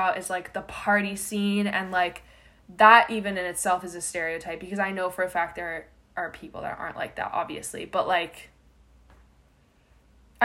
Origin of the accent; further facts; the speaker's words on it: Florida, United States; I'm from Florida